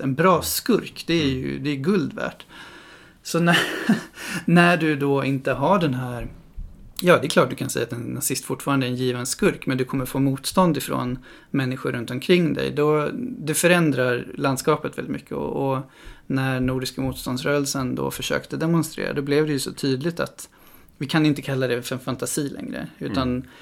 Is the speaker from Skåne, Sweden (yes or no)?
no; Stockholm, Stockholm County, Sweden; now in Gothenburg, Sweden; Jag är själv ifrån Stockholm